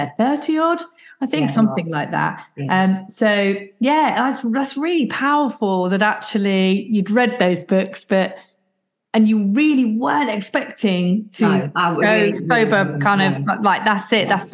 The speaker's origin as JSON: {"language": "English", "region": "Midlands", "country": "United Kingdom", "said": "I'm from the Midlands area"}